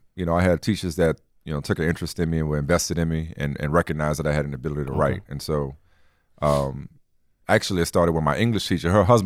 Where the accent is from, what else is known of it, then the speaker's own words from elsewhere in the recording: New Orleans, Louisiana, United States; No, I grew up in New Orleans, man.